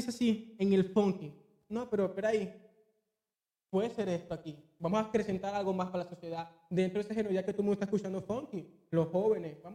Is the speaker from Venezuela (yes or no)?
yes; Venezuela; moved away; bueno, Venezuela eh, Yo cuando salí de Venezuela, ¿no? Eh, yo fui el primero que salí de mi, de mi familia. Fui el primero que salí.